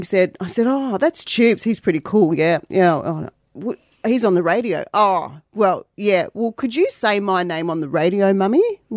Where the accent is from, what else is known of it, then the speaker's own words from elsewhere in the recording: Moonah, Tasmania, Australia; I'm from Moonah.